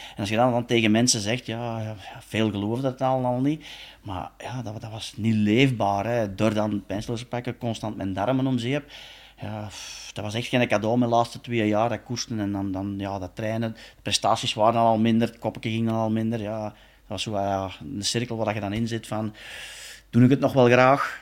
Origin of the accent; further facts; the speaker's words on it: Belgium; we als Belgen